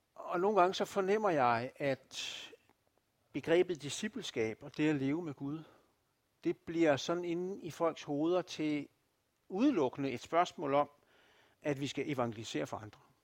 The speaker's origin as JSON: {"language": "Danish", "country": "Denmark", "said": "som danskere"}